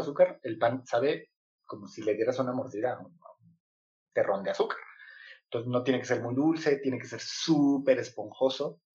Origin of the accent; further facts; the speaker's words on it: Mexico; yo cuando era niño, acá en México tenemos un sistema que es primaria